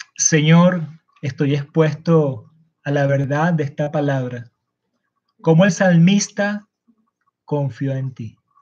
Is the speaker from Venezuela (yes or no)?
yes; Venezuela; Estamos como nación venezolana